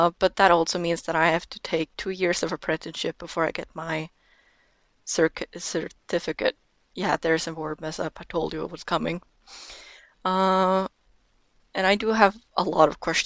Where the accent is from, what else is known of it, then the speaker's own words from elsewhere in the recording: Norway; first language Norwegian; English is a second language; I am 18 years old and I am from Norway